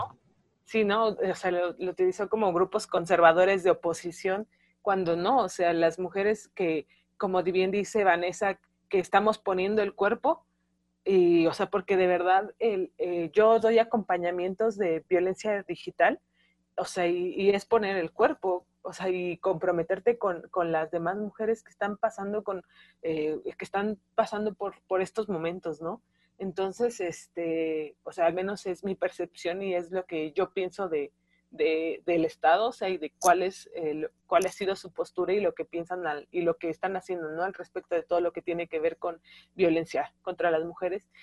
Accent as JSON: {"language": "Spanish", "region": "Mexico City", "country": "Mexico", "said": "Yo soy de Ciudad de México, de Tláhuac, de las periferias"}